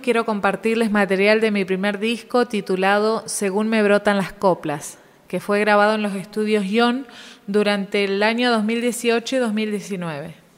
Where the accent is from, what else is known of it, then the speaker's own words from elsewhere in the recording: Cinco Saltos, Río Negro, Argentina; now in Neuquén, Argentina; soy una música del Alto Valle, nacida en Cinco Saltos y actualmente viviendo en Neuquén Capital